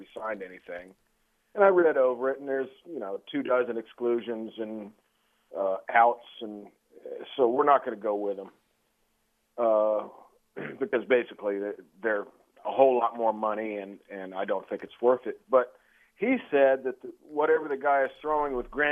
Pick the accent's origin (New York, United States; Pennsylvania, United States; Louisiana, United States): Louisiana, United States; New Orleans; now in Friendswood, United States; I'm from New Orleans